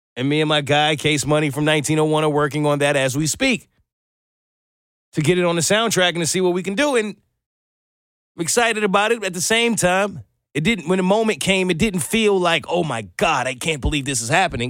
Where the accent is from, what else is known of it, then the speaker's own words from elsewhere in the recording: New York, United States; moved away as an adult; now in Atlanta, United States; As a New Yorker, or I think for anyone who's kind of moved from up north to down south